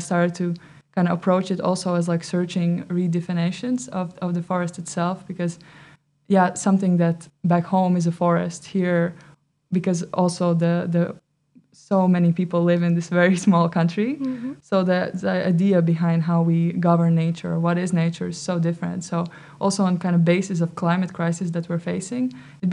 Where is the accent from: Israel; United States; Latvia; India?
Latvia; moved away as an adult; now in Netherlands; Originally I come from Latvia, but now I've been living for 4 years in the Netherlands.